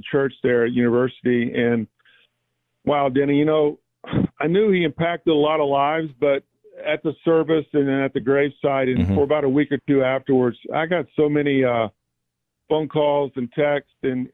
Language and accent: English; Jacksonville, Florida, United States; I grew up in the Southside area